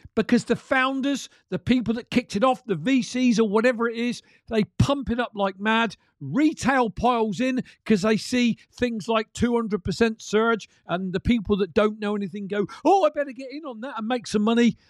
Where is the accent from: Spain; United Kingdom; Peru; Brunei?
United Kingdom; I'm from the U K